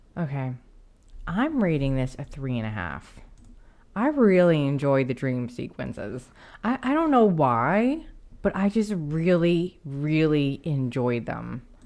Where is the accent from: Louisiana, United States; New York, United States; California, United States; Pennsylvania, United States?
Pennsylvania, United States; Franklin; where I grew up where my grandmother's house was